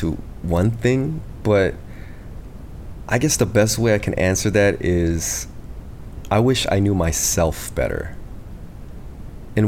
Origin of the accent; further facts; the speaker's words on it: United States; I'm from the States, and I'm the youngest in my family